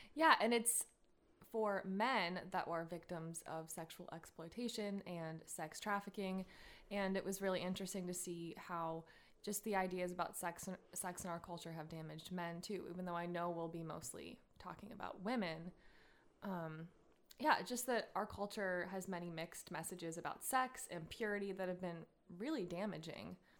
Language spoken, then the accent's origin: English; United States; I was raised in America